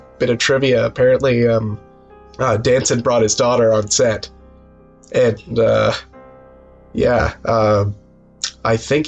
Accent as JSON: {"language": "English", "region": "Atlantic Canada", "country": "Canada", "said": "I'm from Atlantic Canada, so the sea is very much in my blood"}